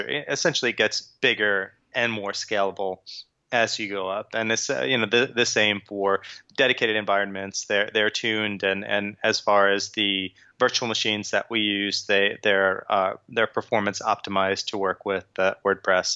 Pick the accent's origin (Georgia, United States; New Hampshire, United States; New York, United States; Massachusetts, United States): New York, United States; Long Island; moved away as an adult; also born or lived in Brooklyn / New Jersey; now in London, United Kingdom; I grew up in Long Island. I was born in Brooklyn